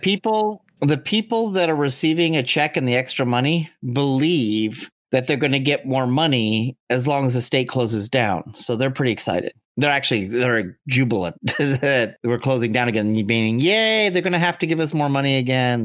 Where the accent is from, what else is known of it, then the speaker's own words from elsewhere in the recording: Southern California, United States; the southern parts of California are known for the lunatics